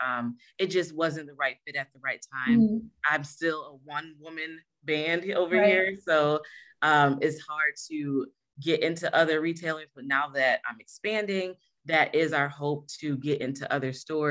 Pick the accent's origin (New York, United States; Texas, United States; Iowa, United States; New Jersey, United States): New York, United States; Rochester; moved away as an adult; also born or lived in Greer, South Carolina; I started when I was living in Rochester, New York